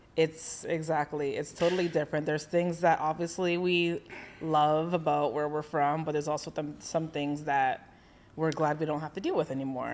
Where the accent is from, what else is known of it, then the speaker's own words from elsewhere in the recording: Canada; moved away as an adult; also born or lived in Boca Raton, Florida; now in Florida, United States; we're from Canada